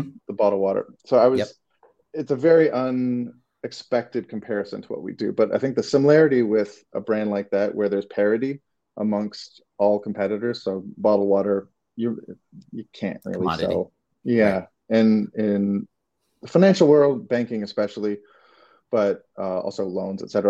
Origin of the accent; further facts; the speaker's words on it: Toronto, Ontario, Canada; moved away as an adult; now in Los Angeles, United States; I don't know if you can tell from my accent if it's come out yet, but I'm from Toronto